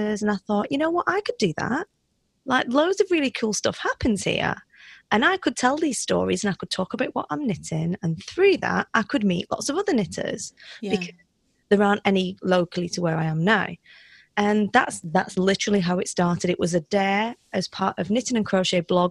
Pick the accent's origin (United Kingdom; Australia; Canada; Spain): United Kingdom; moved away as an adult; also born or lived in South Africa; I am British